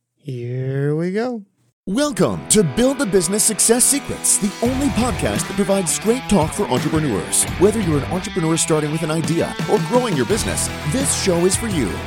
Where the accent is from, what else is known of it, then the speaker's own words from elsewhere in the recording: Half Moon Bay, California, United States; my hometown of Half Moon Bay, California